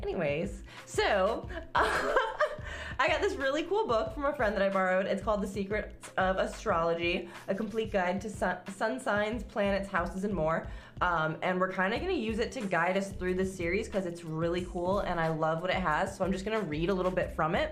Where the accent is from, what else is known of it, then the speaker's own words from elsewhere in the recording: New York, United States; accent: New York; my New York accent